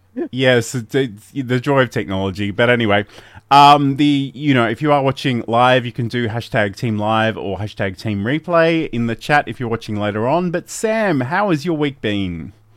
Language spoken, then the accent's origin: English; Australia; I'm Australian